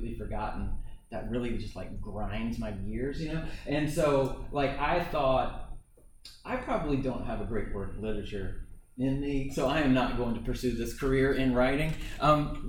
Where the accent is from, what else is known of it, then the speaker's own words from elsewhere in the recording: Hendersonville, United States; I am from Hendersonville